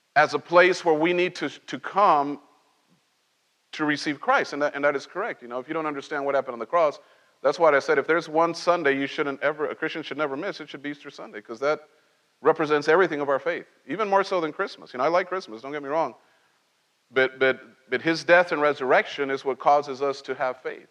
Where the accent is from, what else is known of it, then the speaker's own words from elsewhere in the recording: Cholula, Puebla, Mexico; moved away; also born or lived in Mexico City; when we moved to from Mexico City, I was very small, and we moved to this little tiny town